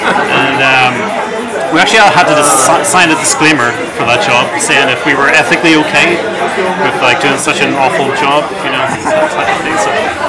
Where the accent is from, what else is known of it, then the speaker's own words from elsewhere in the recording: Belfast, Northern Ireland, United Kingdom; moved away as an adult; also born or lived in York / London; now in Paris, France; From the north of Ireland, from Belfast.